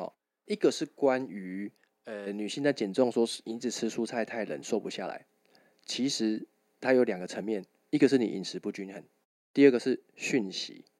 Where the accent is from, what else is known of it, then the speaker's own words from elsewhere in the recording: Tainan, Taiwan; 我我是台南人啊啊！